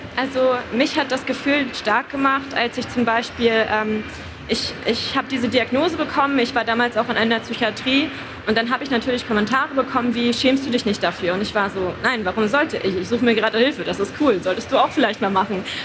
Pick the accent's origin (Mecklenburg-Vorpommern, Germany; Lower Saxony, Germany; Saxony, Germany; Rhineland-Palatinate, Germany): Mecklenburg-Vorpommern, Germany; Rostock; Also ich komme aus Rostock, das ist in Mecklenburg-Vorpommern